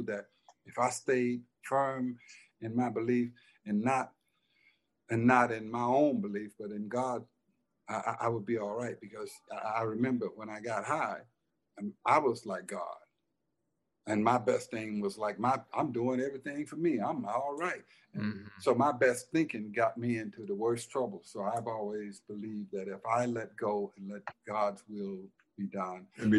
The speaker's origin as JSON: {"language": "English", "town": "Detroit", "region": "Michigan", "country": "United States", "tie": "born or raised there", "also_born_or_lived": "Silver City, Mississippi", "said": "I was, you know, from a racist town in Silver City. And even though I was raised in Detroit"}